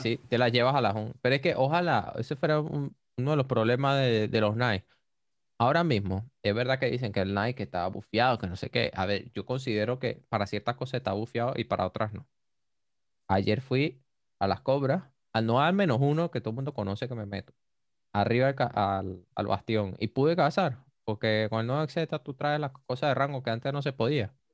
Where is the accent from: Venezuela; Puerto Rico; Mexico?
Venezuela; como todo venezolano